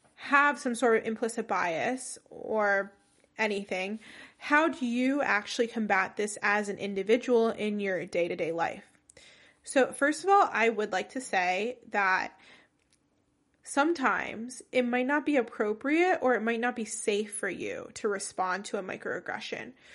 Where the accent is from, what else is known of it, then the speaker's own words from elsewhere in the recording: New Jersey, United States; first language English; I was born and raised in New Jersey